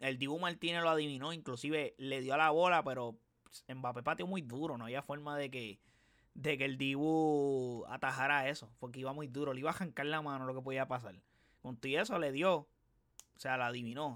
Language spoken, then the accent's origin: Spanish; Puerto Rico; Yo no soy argentino, soy puertorriqueño